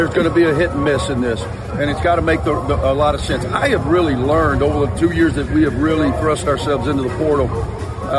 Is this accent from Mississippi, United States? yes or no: yes; Mississippi, United States; moved away; I grew up in Mississippi, so coaching the flagship university in your home state for 12 years, pretty ideal.